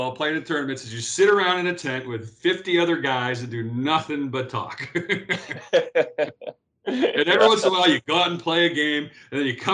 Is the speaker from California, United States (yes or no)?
yes; Los Angeles, California, United States; I come from Pacific Palisades, which is sandwiched in between Malibu on one side and Santa Monica on the other.